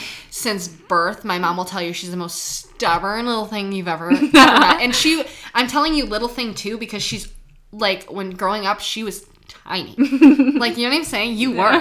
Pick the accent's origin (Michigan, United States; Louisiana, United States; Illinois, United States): Michigan, United States; Troy; We grew up right in Troy.